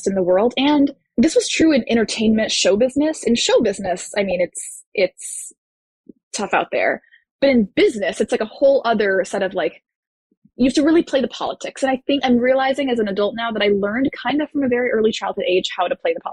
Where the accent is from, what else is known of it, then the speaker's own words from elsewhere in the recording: Houston, Texas, United States; moved away as an adult; also born or lived in Florida; I grew up in Houston, Texas